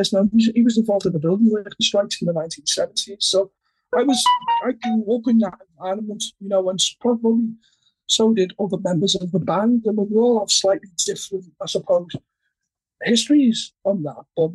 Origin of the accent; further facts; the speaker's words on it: Liverpool, North West England, United Kingdom; our families and our lives growing up in Liverpool in the 80s